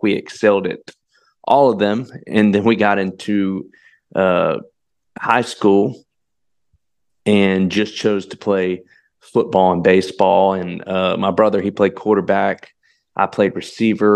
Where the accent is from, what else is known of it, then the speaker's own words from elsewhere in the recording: Kernersville, North Carolina, United States; moved away; born and raised right there in Kernsville